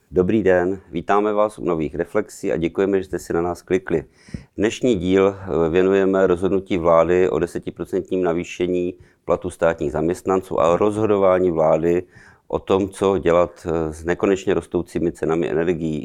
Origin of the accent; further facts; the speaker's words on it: Ostrava, Moravian-Silesian Region, Czechia; pocházím z Ostravy